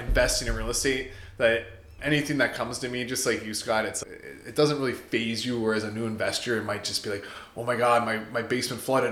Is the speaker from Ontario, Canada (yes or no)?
yes; Windsor, Ontario, Canada; I'm born and raised in Windsor, Essex County